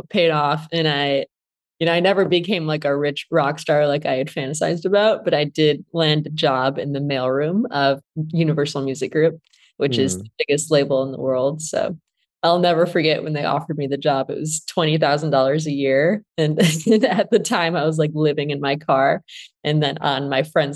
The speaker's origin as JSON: {"language": "English", "town": "Flint", "region": "Michigan", "country": "United States", "tie": "born or raised there", "said": "I grew up in Flint, Michigan"}